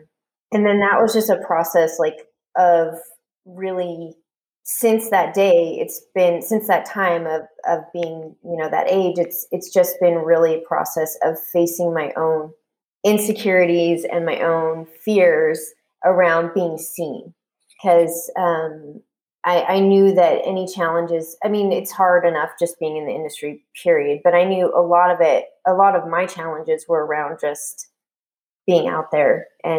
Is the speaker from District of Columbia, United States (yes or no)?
yes; Washington, District of Columbia, United States; So I ended up going to Catholic University because I got a full ride in my hometown.